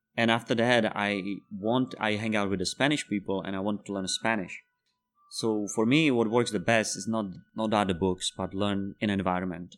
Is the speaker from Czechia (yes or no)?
yes; Czechia; first language Czech; English is a second language; moved away as an adult; also born or lived in Spain; I'm from Czech Republic. I have been living there for twenty years